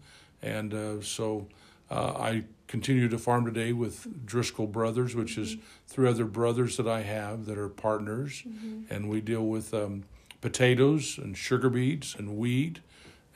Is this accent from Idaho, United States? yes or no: yes; Aberdeen, Idaho, United States; I was born and raised in Aberdeen, Idaho